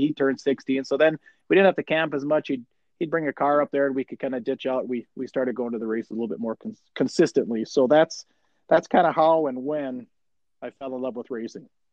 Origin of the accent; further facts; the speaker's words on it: Chisholm, Minnesota, United States; I grew up in Chisholm, Minnesota, and I grew up right along Highway 169